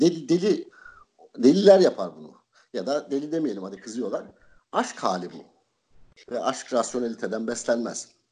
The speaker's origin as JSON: {"language": "Turkish", "town": "Adapazarı", "region": "Sakarya", "country": "Turkey", "tie": "born or raised there", "also_born_or_lived": "Trabzon / Istanbul", "moved": "as an adult", "lives_now": "Kocaeli, Turkey", "said": "ben, Adapazarı'nda büyüdüm, işte İstanbul'da okudum, bir süre İstanbul'da yaşadım. Şimdi Kocaeli'nde yaşıyorum"}